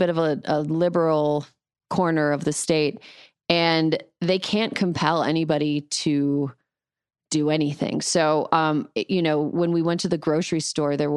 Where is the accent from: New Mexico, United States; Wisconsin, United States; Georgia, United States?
Wisconsin, United States; Wisconsin, my home state